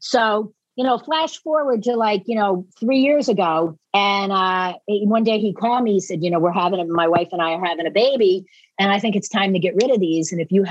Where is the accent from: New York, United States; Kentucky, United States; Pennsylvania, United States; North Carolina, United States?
Pennsylvania, United States; Philadelphia; accent: hybrid of Philadelphia and Boston; now in Boston, United States; Yeah, I have this like crazy hybrid of Philadelphia and Boston that voice recognition cannot